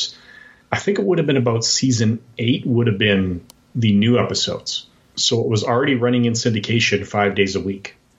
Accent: Edmonton, Alberta, Canada; I have been born and raised in Canada. I'm still in my hometown of Edmonton, Alberta.

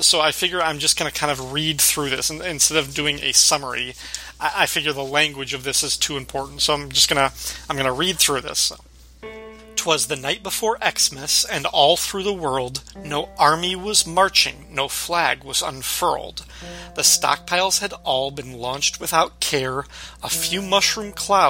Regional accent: Illinois, United States; growing up in Illinois, just a little bit to the south of you

